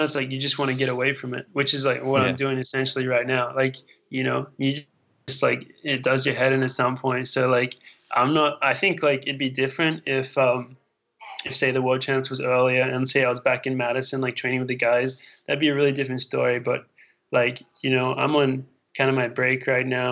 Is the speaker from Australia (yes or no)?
yes; Australia; now in United States; I'm from Australia, so I'm like, everything's far from there